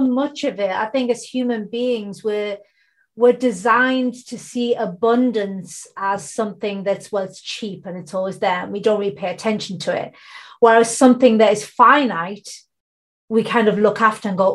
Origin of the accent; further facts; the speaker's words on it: United Kingdom; I'm based in the UK. I'm born in the UK. My heritage comes from India and Bangladesh